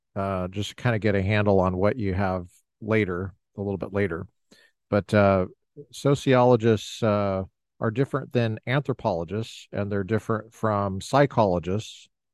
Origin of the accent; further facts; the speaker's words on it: Colorado, United States; now in Orange County, United States; I grew up in Colorado